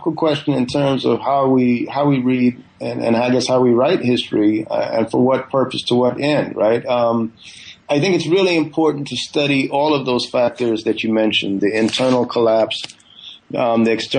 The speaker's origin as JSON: {"language": "English", "region": "Northern California", "country": "United States", "tie": "born or raised there", "also_born_or_lived": "Guyana", "said": "I was born in Guyana in the 70s and grew up, you know, my family moved to the U.S. I grew up in Northern California"}